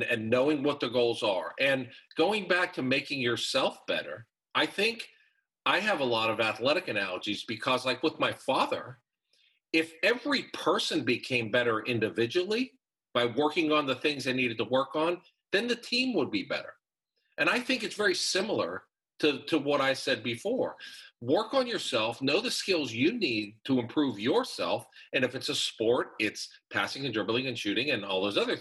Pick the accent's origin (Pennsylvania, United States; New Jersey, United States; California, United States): Pennsylvania, United States; Pittsburgh; I'm from Pittsburgh